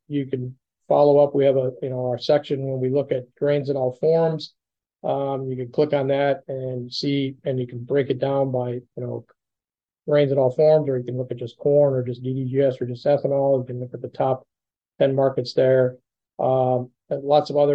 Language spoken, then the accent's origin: English; Minnesota, United States; moved away; I'm originally from Minnesota